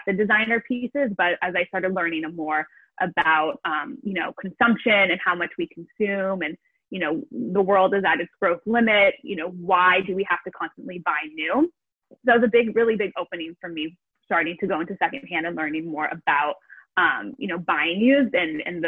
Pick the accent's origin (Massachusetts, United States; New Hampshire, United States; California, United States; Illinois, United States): California, United States; Los Angeles; moved away as an adult; now in Amsterdam, Netherlands; I'm originally from Los Angeles, California